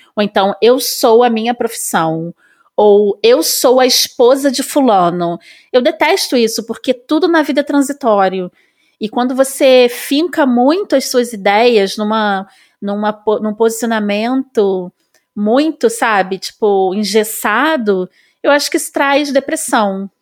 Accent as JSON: {"language": "Portuguese", "region": "Rio de Janeiro", "country": "Brazil", "tie": "born or raised there", "also_born_or_lived": "São Paulo", "accent": "carioca", "said": "nasci no subúrbio do Rio, como eu falei antes. É, sou super carioca, eu acho que não dá nem para perceber pelo meu sotaque."}